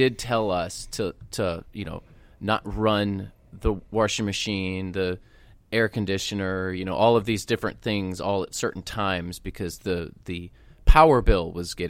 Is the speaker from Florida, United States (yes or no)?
yes; St. Petersburg, Florida, United States; So I grew up my childhood in St. Petersburg, Florida, close to downtown.